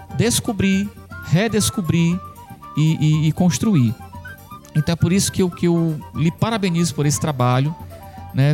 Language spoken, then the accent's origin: Portuguese; Santana do Acaraú, Ceará, Brazil; Eu que sou de Santana do Acaraú, sou um santanense, né, uma cidade pertinho de Sobral